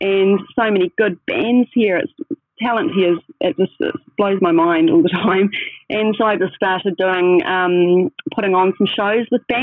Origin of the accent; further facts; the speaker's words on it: Christchurch, Canterbury, New Zealand; I was born and bred in Christchurch down here